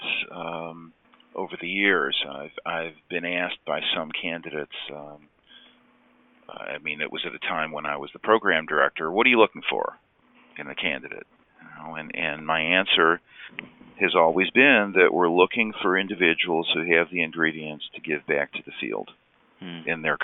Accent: Detroit, Michigan, United States; now in Cleveland, United States; the best concert I ever saw was growing up in Detroit at Cobo Hall

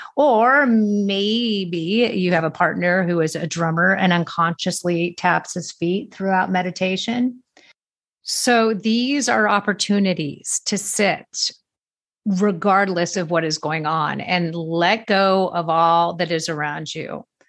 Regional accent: Manhattan Beach, California, United States; moved away; I grew up in Manhattan Beach, California

